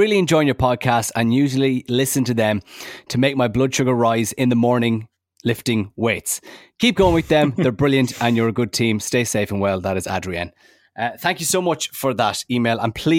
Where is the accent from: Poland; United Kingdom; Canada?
Poland; English is a second language; The first one that comes to my mind is Poland, my home country and a country of my diagnosis.